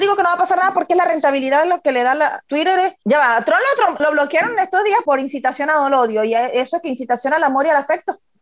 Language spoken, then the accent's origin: Spanish; Venezuela; moved away; nosotros como venezolanos, que seguimos noticias, que queremos ver qué es lo que sucede en nuestro país, porque hay personas queridas que viven todavía allá